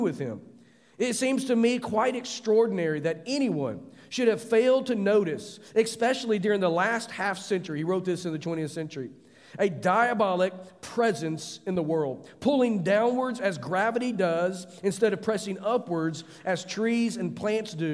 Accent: United States; as an American pastor

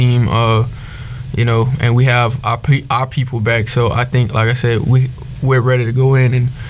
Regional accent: Lafayette, Louisiana, United States; moved away; I'm from Lafayette, Louisiana.

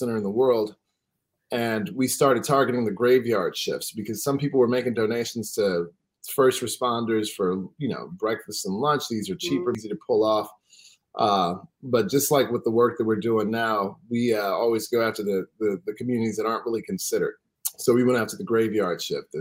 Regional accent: Houston, Texas, United States; I'm from Houston. My family's 180 years deep in Texas

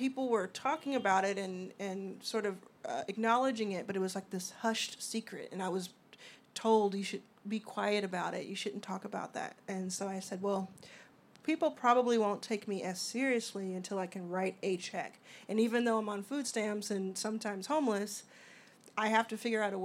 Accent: Dallas, Texas, United States; also born or lived in Mississippi / Houston, Texas; I grew up in Dallas, Texas

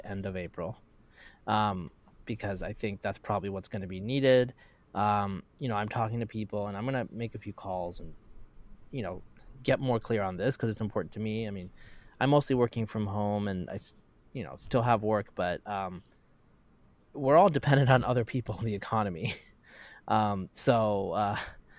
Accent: Pacific Northwest, United States; I'm from the Pacific Northwest and it's a mild area that has summer drought.

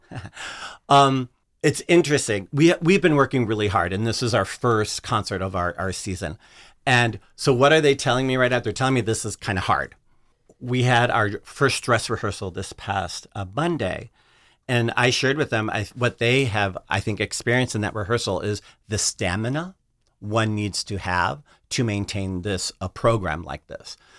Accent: Chicago, Illinois, United States; now I'm from the South Side of Chicago. I grew up in Chicago

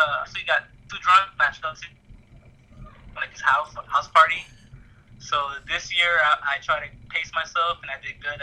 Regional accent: Florida, United States; also born or lived in Queens, New York City; I was born in New York, but I was raised in Florida since I was like 5

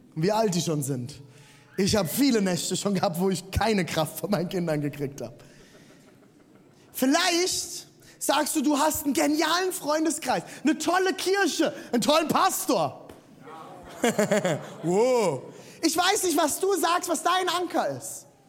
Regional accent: Rhineland-Palatinate, Germany; Ich bin im Siebenhundert-Seelendorf aufgewachsen

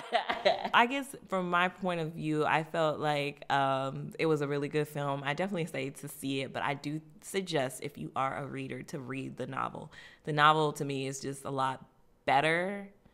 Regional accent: Florida, United States; I'm from Florida

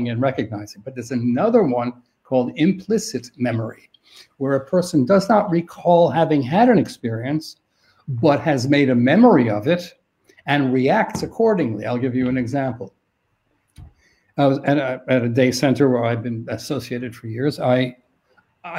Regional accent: New York City, New York, United States; I'm from New York City

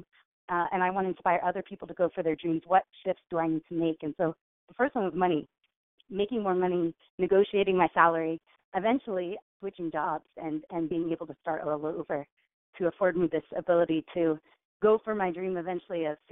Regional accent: Richmond, California, United States; I grew up in Richmond, California, and we didn't have a lot of money growing up

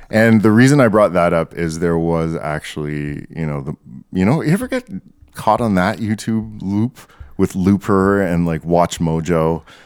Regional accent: Canada; I identify as Canadian.

